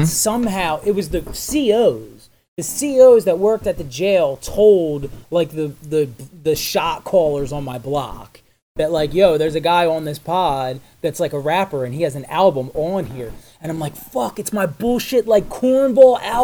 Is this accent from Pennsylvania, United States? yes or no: yes; Philadelphia, Pennsylvania, United States; I grew up in Philly